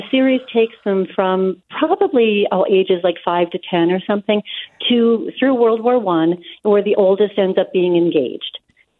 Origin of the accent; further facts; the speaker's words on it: New England, United States; I grew up in New England, and I'm not Jewish